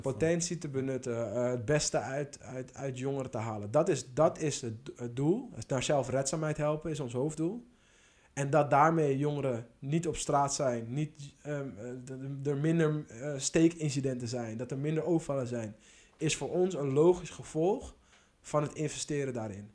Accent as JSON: {"language": "Dutch", "area": "Schalkwijk", "region": "North Holland", "country": "Netherlands", "said": "kwam zelf ook uit Schalkwijk"}